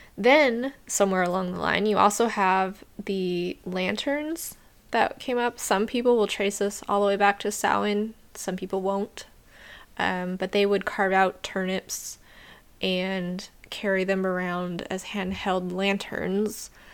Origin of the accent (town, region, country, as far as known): United States